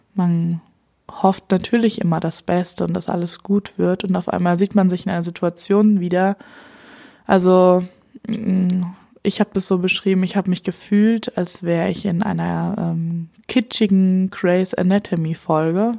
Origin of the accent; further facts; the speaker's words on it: Germany; hier bei uns in Deutschland